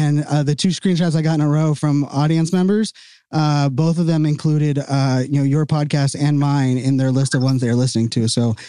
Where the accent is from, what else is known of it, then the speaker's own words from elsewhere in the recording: Pittsburgh, Pennsylvania, United States; now in Northern Virginia, United States; I'm from Pittsburgh.